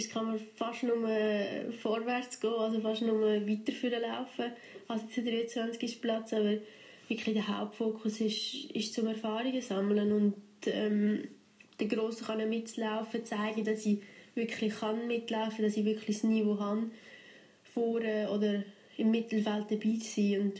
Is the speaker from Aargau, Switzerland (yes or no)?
yes; Aargau, Switzerland; dass ich kann zeigen dass man auch als, als Schweizer wirklich im Eisschnelllauf vorne mitlaufen kann.